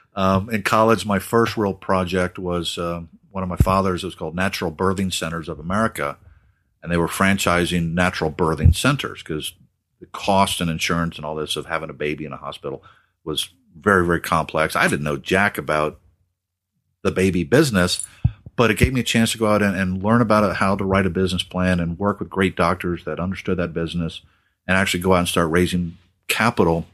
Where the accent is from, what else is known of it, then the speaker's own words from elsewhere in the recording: Australia; growing up in Australia